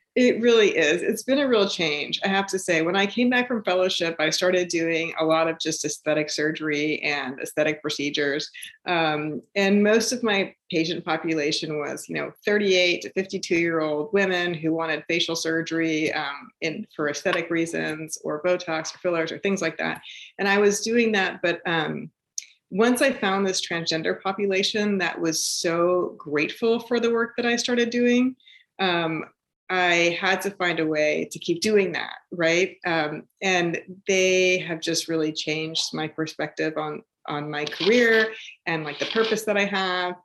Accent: East Bay, San Francisco, California, United States; moved away; also born or lived in New Jersey; I grew up in the East Bay of, of, San Francisco

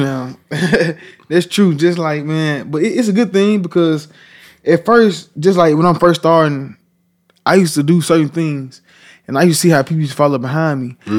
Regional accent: Memphis, Tennessee, United States; I'm from Parkway Village

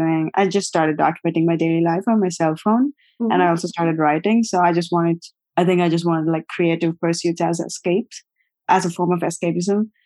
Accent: Vijayawada, Andhra Pradesh, India; moved away as an adult; also born or lived in Guntur, India; now in Brooklyn, United States; I was born in Guntur, Andhra Pradesh, India, and my family is from Vijayawada, South India. I grew up in Vijayawada.

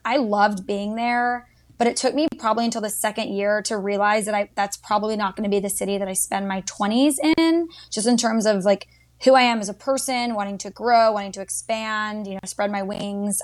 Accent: Dallas, Texas, United States; moved away as an adult; also born or lived in Georgia; now in Washington, D.C. area, United States; I grew up in Dallas, Texas for all 18 years

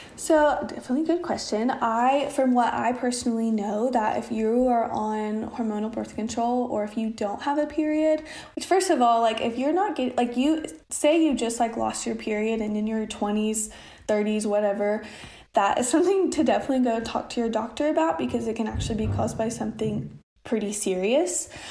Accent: Oklahoma, United States; also born or lived in Austin; I'm from Oklahoma

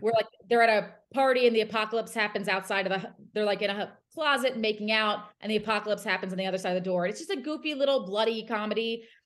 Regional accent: New Jersey, United States; moved away; I'm from South Jersey.

